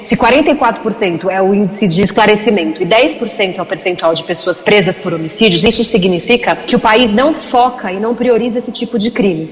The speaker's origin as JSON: {"language": "Portuguese", "country": "Brazil", "said": "No nosso país, no Brasil"}